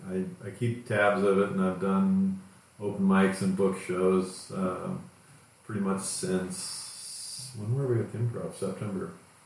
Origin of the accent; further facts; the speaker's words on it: Cleveland, Ohio, United States; growing up in Cleveland